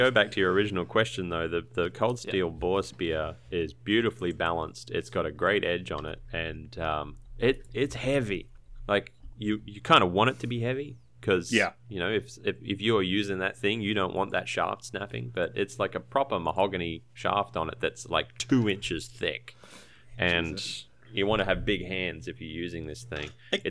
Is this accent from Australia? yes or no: yes; Brisbane, Queensland, Australia; now in Tasmania, Australia; I haven't had a chance to actually use it. I was from a town called Brisbane.